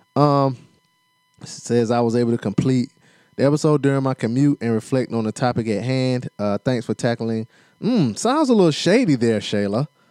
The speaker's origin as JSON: {"language": "English", "region": "South Carolina", "country": "United States", "accent": "South Carolina", "said": "My accent is so South Carolina"}